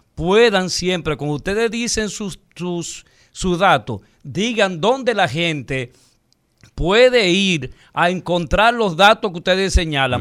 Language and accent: Spanish; Dominican Republic; nosotros como pueblo dominicano